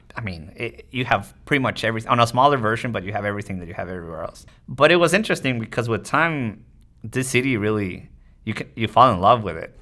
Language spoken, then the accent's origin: English; Tijuana, Baja California, Mexico; moved away as an adult; also born or lived in United States; I grew up in Mexico. I was born in the States, actually, but I grew up in Mexico. Tijuana, it's across the border from San Diego.